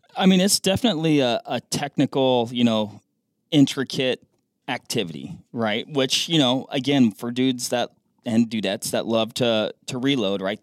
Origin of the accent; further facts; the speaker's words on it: Washington, United States; Washington, my home state.